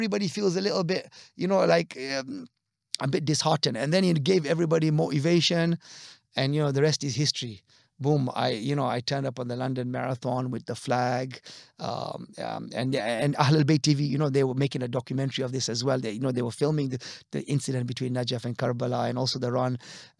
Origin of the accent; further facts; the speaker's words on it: DR Congo; But I also remember we grew up in West Africa. Now, there are very few Khoja Shia families in Zaire, as it was known. Today is the Democratic Republic of Congo.